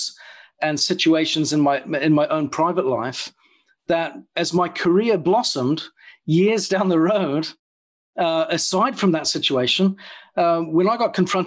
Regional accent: New Zealand; moved away as an adult; So I grew up in New Zealand, and at the age of about 22

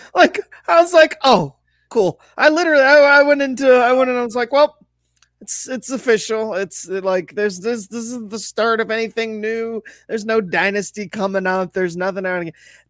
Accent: Toledo, Ohio, United States; I'm from Toledo

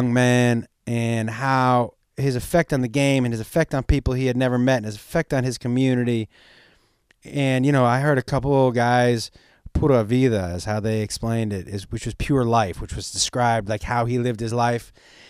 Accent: Miami, Florida, United States; I'm from Miami, and my brother and father are huge baseball, and everyone down there is so upset.

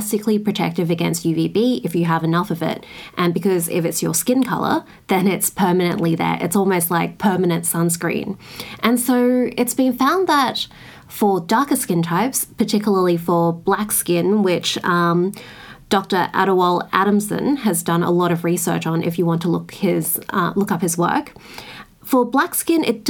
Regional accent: Australia; I come from Australia

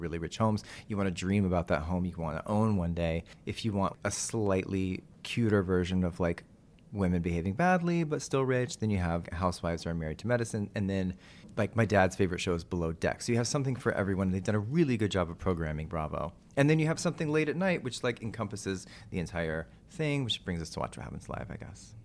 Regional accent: Texas, United States; moved away; I'm from Texas

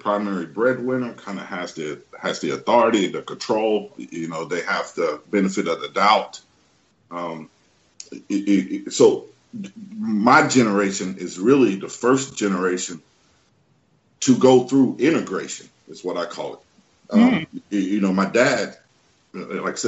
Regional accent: the Southeastern region, the South of the U.S., United States; I grew up in the South, what we call the South of the U.S., the Southeastern region

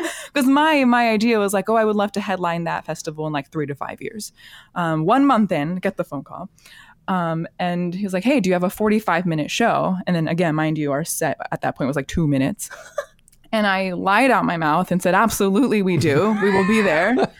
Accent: Alaska, United States; moved away as an adult; life just kinda brought me back to Alaska eventually. And, um, my hometown just did not have a whole lot of contemporary vo-, vocal music

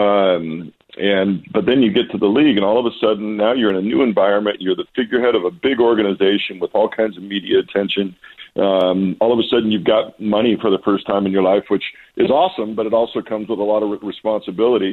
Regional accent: Walla Walla, Washington, United States; also born or lived in New England; out here in my hometown

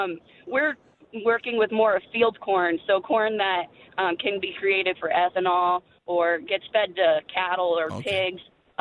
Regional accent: Iowa, United States; I'm from Iowa.

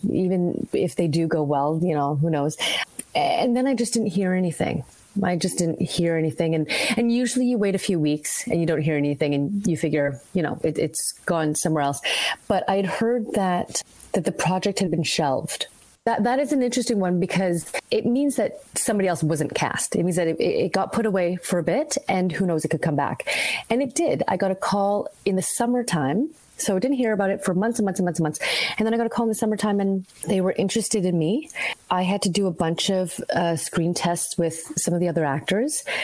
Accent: Vancouver, British Columbia, Canada; also born or lived in Halifax, Nova Scotia; now in Toronto, Canada; So I grew up in BC. I grew up in Vancouver. I was born in Halifax and I moved to Vancouver probably when I was about eight years old.

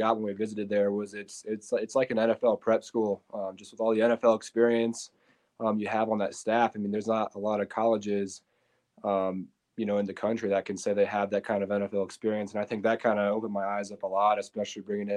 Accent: Colorado Springs, Colorado, United States; I was born and raised here in Colorado Springs, Colorado

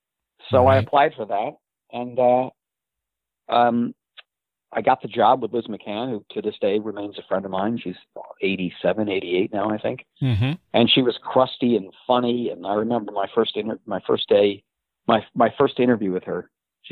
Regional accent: Geneseo, New York, United States; I grew up in Genesee, New York, a small town outside of Rochester, New York.

